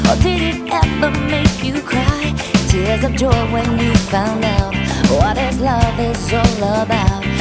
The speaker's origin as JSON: {"language": "English", "country": "South Africa", "said": "Hi, I'm …, and I'm from South Africa."}